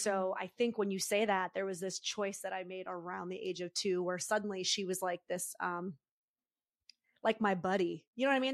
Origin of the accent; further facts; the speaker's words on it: Northeast, United States; now in San Francisco Bay Area, United States; I'm from the Northeast, I still have that, like, New Yorker kind of energy in me